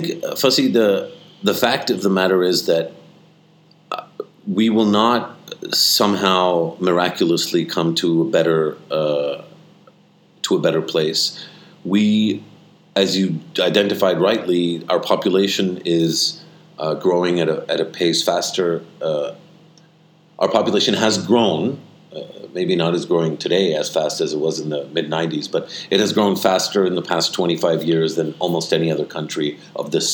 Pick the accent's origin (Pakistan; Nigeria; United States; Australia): Pakistan; as a Pakistani